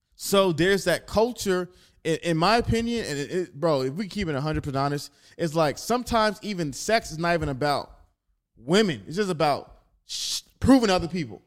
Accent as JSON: {"language": "English", "town": "Atlanta", "region": "Georgia", "country": "United States", "tie": "born or raised there", "also_born_or_lived": "Staten Island, New York", "said": "I was born in Staten Island, but I was raised in Atlanta"}